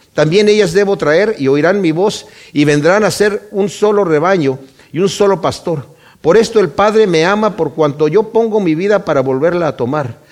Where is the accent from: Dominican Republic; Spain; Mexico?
Mexico; Yo conocí al Señor en México, yo soy de México